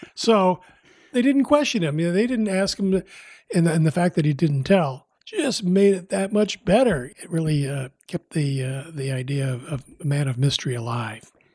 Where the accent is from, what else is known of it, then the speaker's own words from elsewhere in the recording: Midwest, United States; now in Bay Area, United States; I grew up in the Midwest